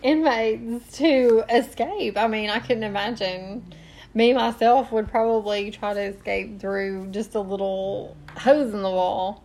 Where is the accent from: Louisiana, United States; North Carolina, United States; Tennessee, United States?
Tennessee, United States; we are from Tennessee